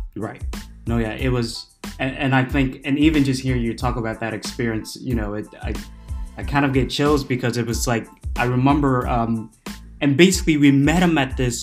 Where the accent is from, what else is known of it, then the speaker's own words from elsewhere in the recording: Iowa, United States; I was delegate from Iowa